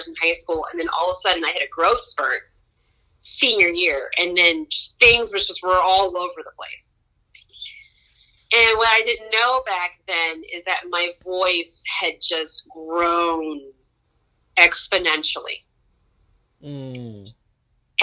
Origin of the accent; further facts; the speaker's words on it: Baltimore, Maryland, United States; also born or lived in Washington, D.C.; I was born at Howard University Hospital. I grew up in Baltimore, attended Baltimore School for the Arts